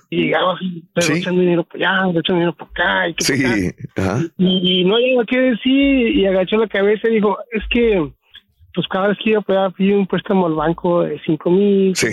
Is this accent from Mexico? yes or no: yes; Mexico; moved away as an adult; now in United States; yo, crecí en México